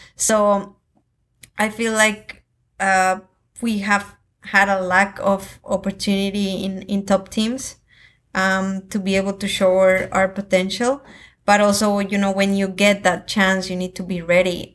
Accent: Colombia; I come from Colombia

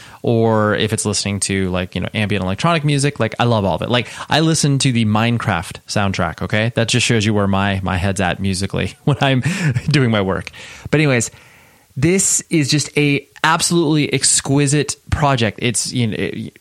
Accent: Las Vegas, Nevada, United States; I was born in Vegas.

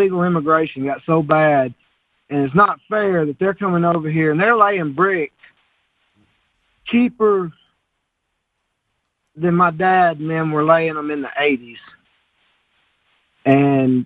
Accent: Bama, Alabama, United States; born or raised there

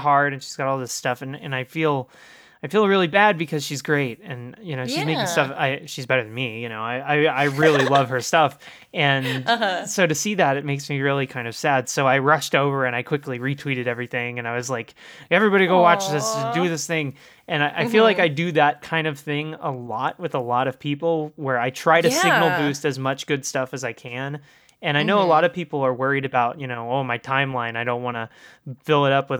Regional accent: Texas, United States; I grew up in Texas, so, you know, and not Austin, you know, not cool Texas

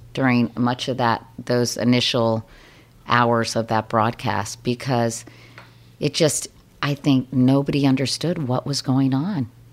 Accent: Arlington, Virginia, United States; moved away as an adult; also born or lived in Miami; now in New York, United States; I'm from Arlington, Virginia

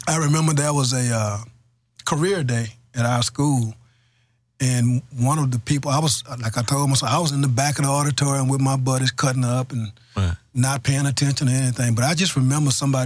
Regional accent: Houston, Texas, United States; I was born and raised in Acres Homes

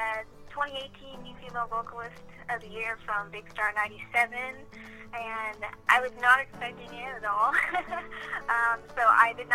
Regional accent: San Antonio, Texas, United States; born and raised in San Antonio

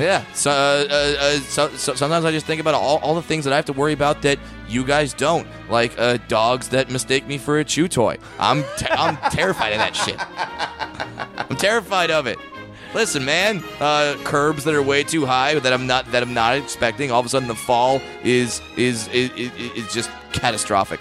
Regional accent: near Irvine, California, United States; Irvine, California, near my hometown

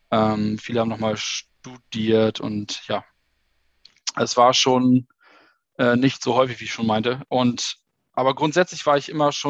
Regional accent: Schleswig-Holstein, Germany; born there; now in Hamburg, Germany; ich bin 33 Jahre alt, äh, geboren in Schleswig-Holstein und lebe seit zehn Jahren in Hamburg

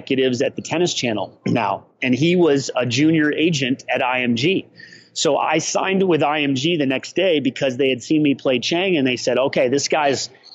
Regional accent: Peoria, Illinois, United States; I was born in Peoria, Illinois

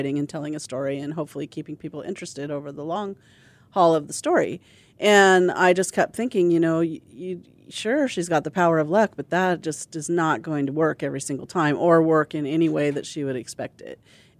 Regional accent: Pacific Northwest, United States; from the Pacific Northwest, where it rains and is muddy a lot, and I grew up on a farm.

